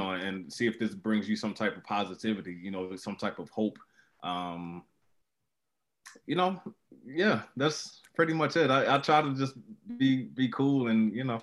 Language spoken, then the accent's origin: English; Baltimore, Maryland, United States; my hometown of Baltimore